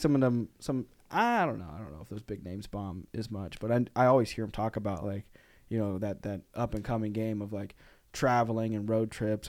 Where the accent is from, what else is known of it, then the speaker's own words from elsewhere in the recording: Arkansas, United States; I grew up in Arkansas, so, like, we lived on, like, a farm